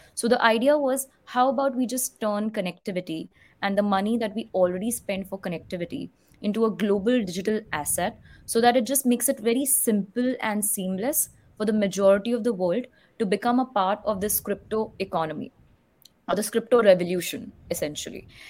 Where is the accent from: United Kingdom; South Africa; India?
India; Mumbai, Maharashtra; moved away; I was actually born and brought up in Mumbai